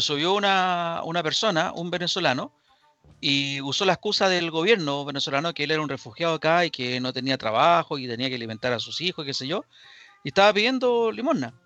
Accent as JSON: {"language": "Spanish", "country": "Chile", "said": "Yo como chileno"}